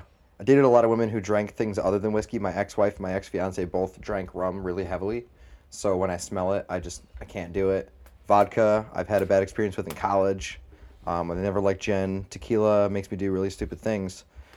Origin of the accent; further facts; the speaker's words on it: Canandaigua, New York, United States; born there; My parents, I was born in Canandaigua.